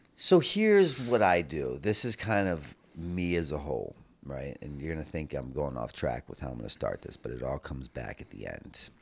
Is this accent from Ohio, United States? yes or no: no; Baltimore, Maryland, United States; I grew up in Baltimore, Maryland